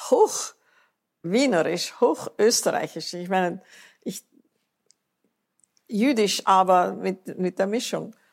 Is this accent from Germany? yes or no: no; United States; Ich bin Amerikanerin, nichts kann mir passieren.